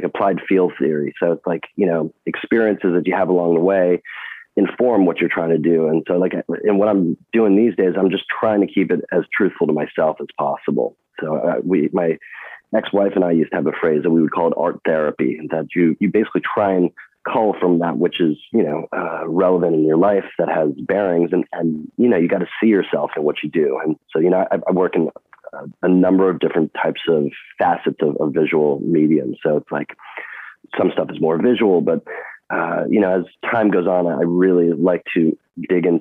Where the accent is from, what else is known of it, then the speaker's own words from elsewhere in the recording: New York City, New York, United States; also born or lived in East Coast; I grew up in New York City and was kind of born and bred kind of up and down the East Coast